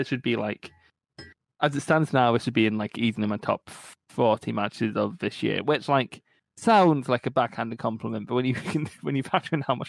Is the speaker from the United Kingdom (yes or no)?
yes; Scotland, United Kingdom; As Scottish people.